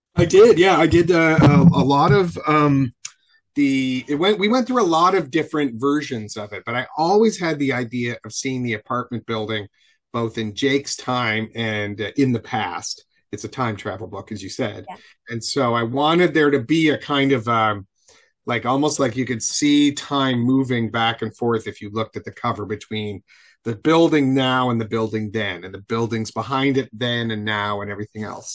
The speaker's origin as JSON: {"language": "English", "town": "Buffalo", "region": "New York", "country": "United States", "tie": "born or raised there", "said": "I grew up in Buffalo"}